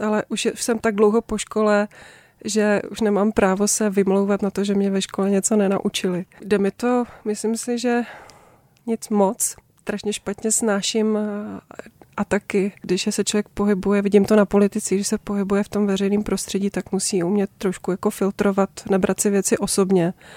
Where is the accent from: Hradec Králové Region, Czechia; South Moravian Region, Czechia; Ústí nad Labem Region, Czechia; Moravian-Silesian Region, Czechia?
South Moravian Region, Czechia; Brno; now in Řevnice, Czech Republic; v Brně, v rodišti, odkud pocházím, v Bosonohách